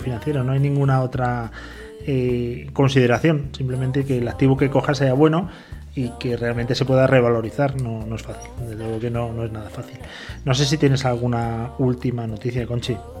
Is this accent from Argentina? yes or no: no; Spain; yo soy muy español, muy latino